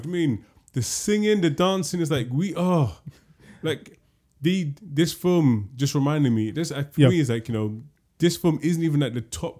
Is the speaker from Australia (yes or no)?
no; London, United Kingdom; We grew up in London.